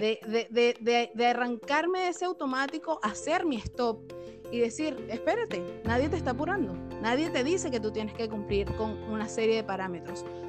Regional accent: Venezuela; moved away as an adult; now in Chile; … y yo somos venezolanas, actualmente vivimos en Chile

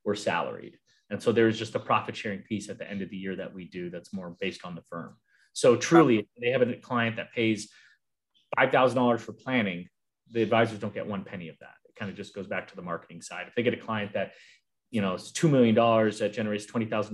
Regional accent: Arizona, United States; now in California, United States; I grew up in Arizona, and now I'm in California

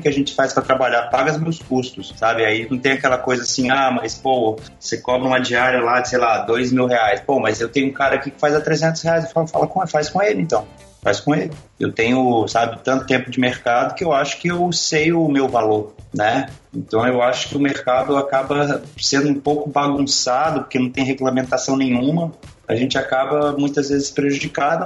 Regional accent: Brasília, Federal District, Brazil; eu tenho 36 anos, nasci em Brasília

